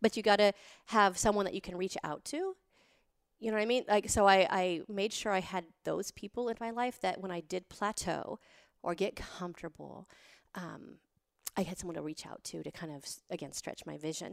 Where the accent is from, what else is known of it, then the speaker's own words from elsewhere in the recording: Montana, United States; I grew up in Montana with nothing